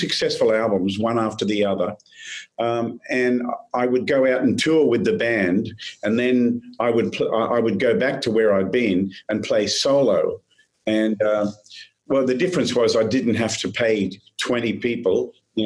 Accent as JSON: {"language": "English", "country": "Australia", "also_born_or_lived": "Nashville, United States", "moved": "yes", "lives_now": "United States", "said": "I'm an Aussie, and I'm an American as well"}